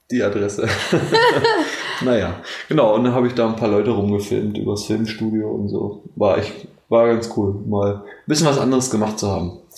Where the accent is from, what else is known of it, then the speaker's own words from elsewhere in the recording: Neuruppin, Brandenburg, Germany; ich komme ursprünglich aus Neuruppin, das ist so ja, also 70 Kilometer, Kilometer nördlich von Potsdam.